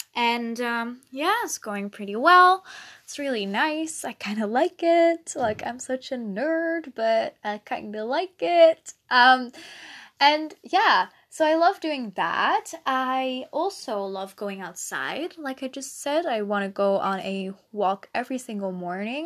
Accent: Netherlands; first language Dutch; English is a second language; I'm Dutch

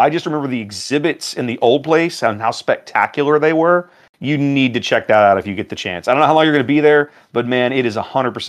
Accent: Houston, Texas, United States; also born or lived in Washington, D.C. / Northern Canada; So I am from Texas. That has been my home for 35 years now, more or less. I mean, I considered it home. When my wife and I got married 21 years ago, we lived in DC for the first 6 years. But then in 2007, we moved back here

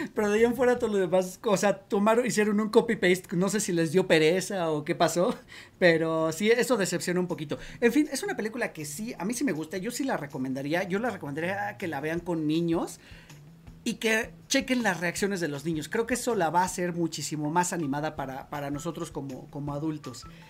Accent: Mexico; nosotros como mexicanos

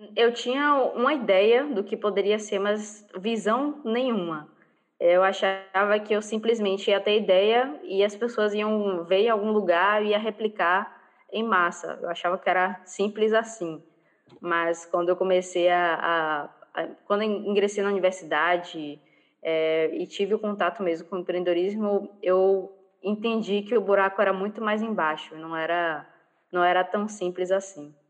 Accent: Bahia, Brazil; eu sou baiana

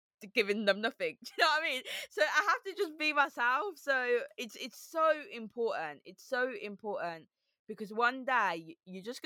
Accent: Birmingham, West Midlands, United Kingdom; accent: Brummy; moved away as an adult; also born or lived in Harrow; now in London, United Kingdom; I've got a Brummy accent, I've got a lisp. And it's about me saying that I'm from Birmingham

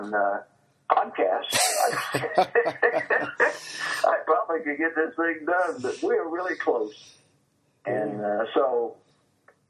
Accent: Marysville, Ohio, United States; my hometown of Marysville

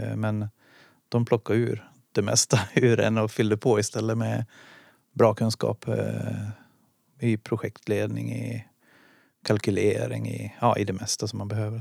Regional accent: Dala-Husby, Dalarna County, Sweden; also born or lived in Boden / Karungi / Stockholm; now in Gävle, Sweden; Jag kommer från Dala Husby utanför Hedemora. Så där växte jag upp.

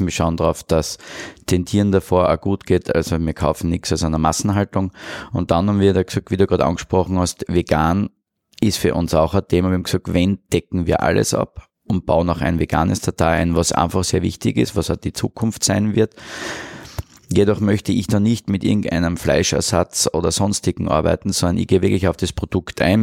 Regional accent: Mureck, Styria, Austria; now in Vienna, Austria; Also ich bin Steirer aus Murek

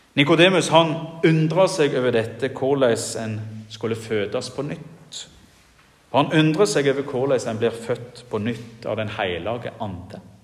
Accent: Jæren, Rogaland, Norway; now in Giske, Norway; hjemme på Jæren, der jeg kommer ifra

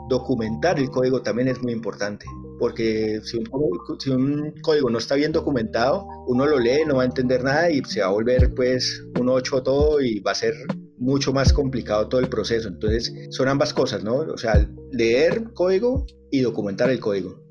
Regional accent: Colombia; mi tierra querida

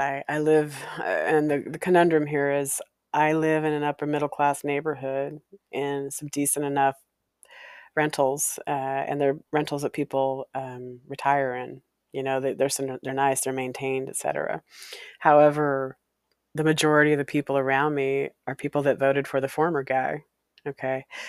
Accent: Walla Walla, Washington, United States; moved away; growing up in Walla Walla

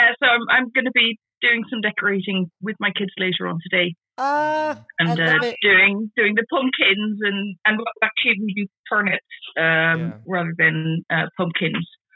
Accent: Amsterdam, North Holland, Netherlands; accent: weird accent; moved away as an adult; now in Ireland; Actually, I'm half Dutch, half English. I've got a bit of a weird background, which is why I have a weird accent. So I was born in Amsterdam

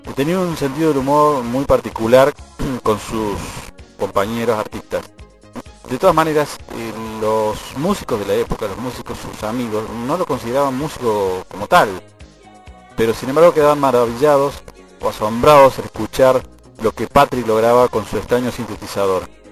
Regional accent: Argentina; Desde Argentina

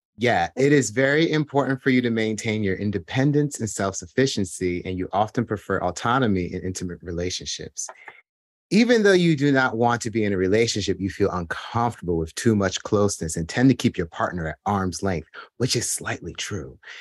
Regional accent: New Jersey, United States; I'm from New Jersey

